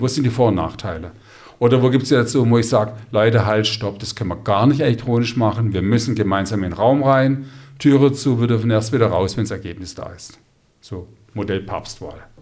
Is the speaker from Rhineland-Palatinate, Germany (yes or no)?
no; Stuttgart, Baden-Württemberg, Germany; bei uns in Stuttgart